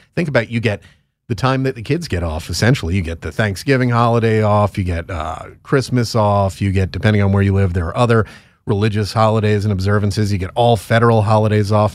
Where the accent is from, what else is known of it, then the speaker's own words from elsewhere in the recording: Connecticut, United States; moved away; also born or lived in Florida; my home state of Connecticut